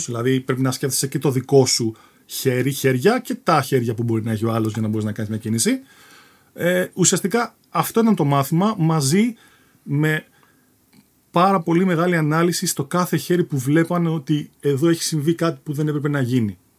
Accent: Athens, Attica, Greece; moved away as an adult; also born or lived in England; Γεννήθηκα στην Αθήνα. Ε, καταγωγή, εντάξει, ο πατέρα μου έχει από την Κρήτη, η μητέρα μου από Αθήνα. Οπότε ναι, θεωρούμε Αθηναίο

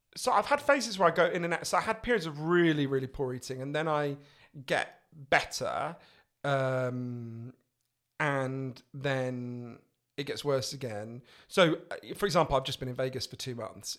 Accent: England, United Kingdom; an Englishman in New York.

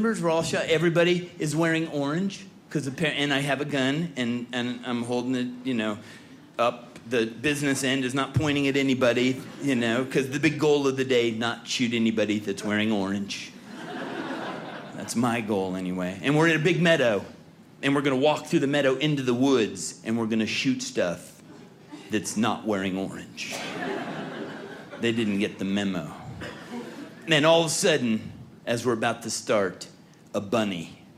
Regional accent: California, United States; I was born and raised in California

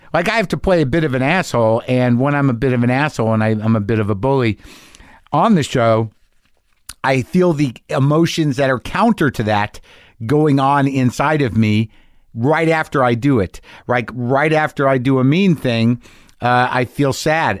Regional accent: New Mexico, United States; I grew up in New Mexico

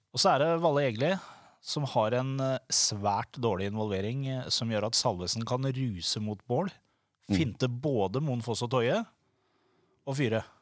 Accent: Larvik, Vestfold, Norway; jeg er fra Larvik

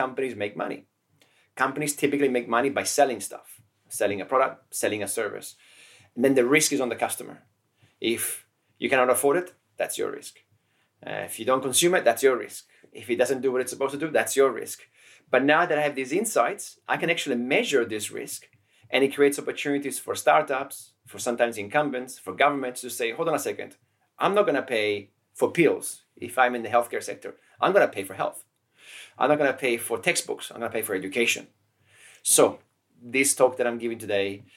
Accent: Turin, Piedmont, Italy; also born or lived in Cuneo; now in Barcelona, Spain; Cuneo is where I was born. Torino is where I grew up in Italy

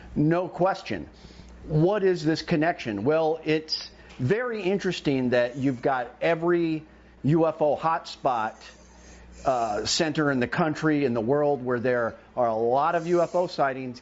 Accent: Homer, Alaska, United States; my hometown in Homer, Kachemak Bay

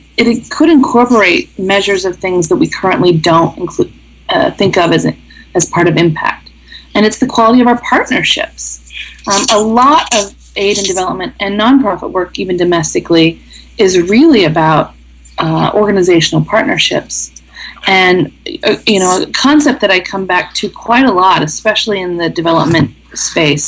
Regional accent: the middle of the U.S., Midwest, United States; moved away as an adult; also born or lived in Southern Africa; having come from the middle of the U.S. and from a town of 300 people

